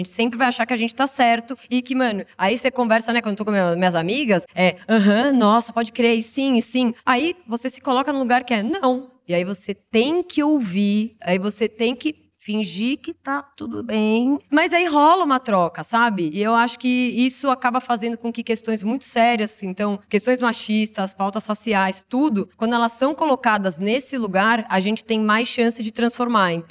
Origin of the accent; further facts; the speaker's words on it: São Paulo, Brazil; Eu sou do interior